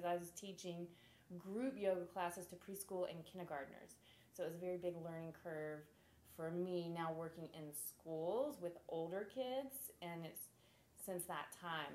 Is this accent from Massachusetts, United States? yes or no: no; Florida, United States; also born or lived in San Diego; now in Charleston, United States; I'm from Florida